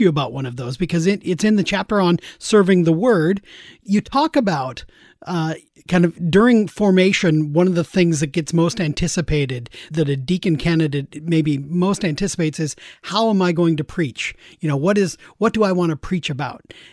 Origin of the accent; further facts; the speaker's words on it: Seattle, Washington, United States; I grew up there in Seattle